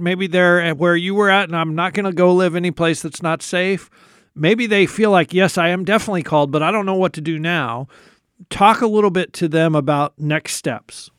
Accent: United States; particularly as American Christians

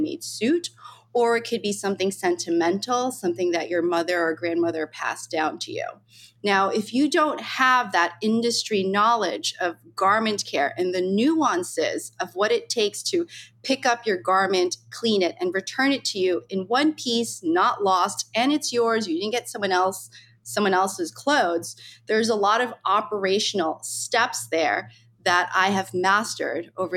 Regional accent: United States; I grew up in New York, New Jersey

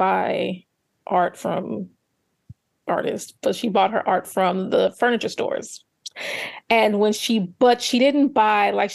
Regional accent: Gary, Indiana, United States; I'm from Gary, Indiana, which is about 30 minutes outside of Chicago

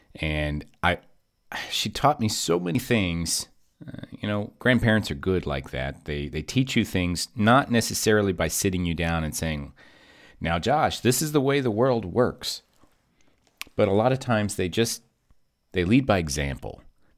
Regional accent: Kentucky, United States; I'm from Kentucky. And I worked really hard to get rid of the accent.

